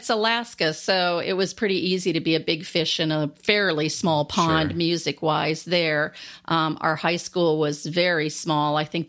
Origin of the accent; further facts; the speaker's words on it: Landstuhl, Rhineland-Palatinate, Germany; born there; I was born actually in Landstuhl, Germany, which is by Ramstein Air Force Base.